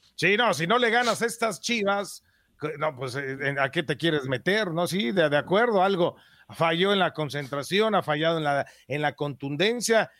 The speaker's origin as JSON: {"language": "Spanish", "town": "Atotonilco", "country": "Mexico", "tie": "born or raised there", "said": "crecí en Atotonilco, un pueblo donde, pues, todo era tranquilidad"}